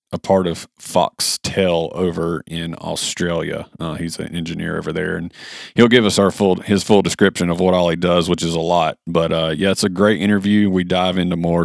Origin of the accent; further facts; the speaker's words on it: United States; a white boy from America